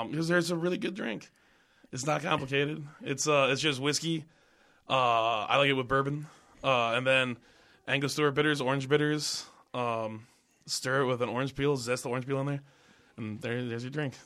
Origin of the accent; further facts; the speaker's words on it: Minnesota, United States; moved away; I moved back to Minnesota